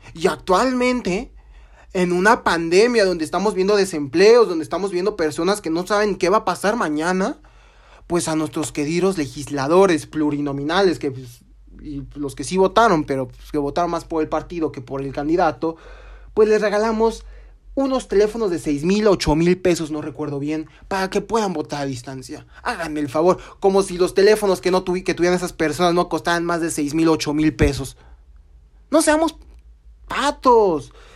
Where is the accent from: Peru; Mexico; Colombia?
Mexico; nosotros como mexicanos